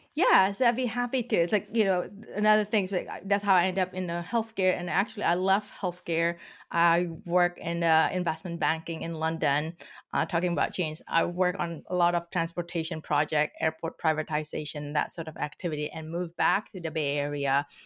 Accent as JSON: {"language": "English", "country": "Indonesia", "tie": "born or raised there", "moved": "as an adult", "lives_now": "United States", "said": "So I grew up in Indonesia"}